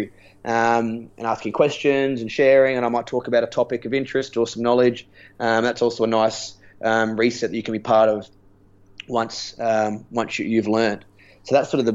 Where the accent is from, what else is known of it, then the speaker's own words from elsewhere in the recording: Adelaide, South Australia, Australia; moved away; I'm from Adelaide